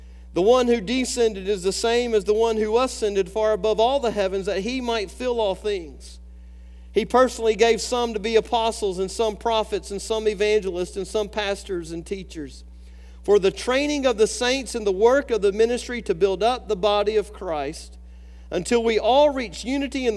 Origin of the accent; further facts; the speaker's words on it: Alabama, United States; I grew up in Alabama